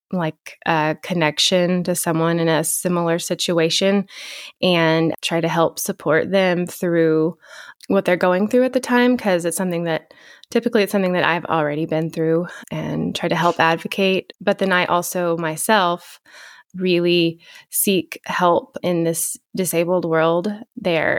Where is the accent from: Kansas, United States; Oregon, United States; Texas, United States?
Texas, United States; Shamrock; moved away as an adult; now in Lubbock, United States; the Texas Panhandle, Shamrock, Texas. I live in Lubbock now. I moved here in two thousand six to go to college